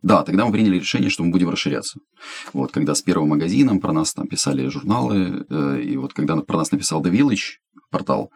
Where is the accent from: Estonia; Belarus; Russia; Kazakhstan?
Estonia; moved away as an adult; also born or lived in Ukraine; now in Kyiv, Ukraine; я эстонец, живу в Украине 18 лет